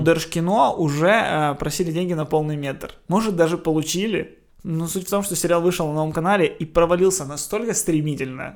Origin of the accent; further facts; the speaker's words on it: Ukraine; Я украинец, я люблю тот факт, что я украинец, я люблю Украину.